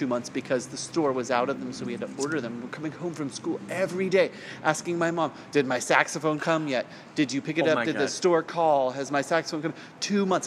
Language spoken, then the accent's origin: English; Salinas, California, United States; I grew up in Salinas, which is at the time was under 75,000 people population